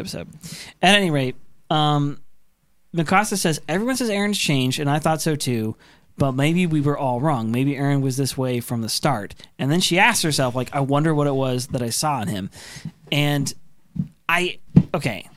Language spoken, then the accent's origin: English; Oregon, United States; Grew up in Oregon